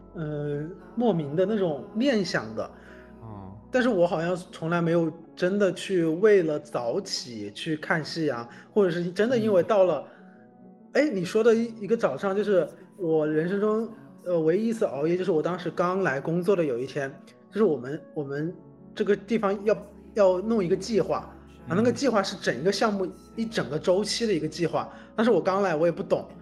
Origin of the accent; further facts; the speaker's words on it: Hubei, China; moved away; 我当时回老家准备考研，就是冬天的嗯。时候嘛，然后我们老家那边其实是有个地方有一个大的一个人行天桥的